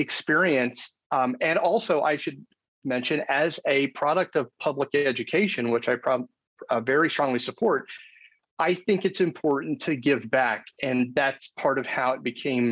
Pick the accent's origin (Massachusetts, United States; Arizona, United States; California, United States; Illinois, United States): Arizona, United States; I grew up in Arizona. I'm in the United States.